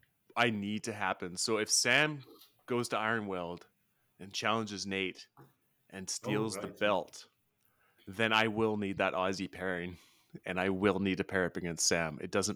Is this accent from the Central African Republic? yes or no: no; British Columbia, Canada; I'm from British Columbia.